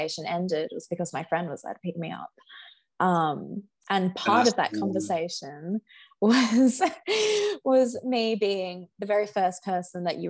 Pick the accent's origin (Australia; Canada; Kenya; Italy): Australia; another Australian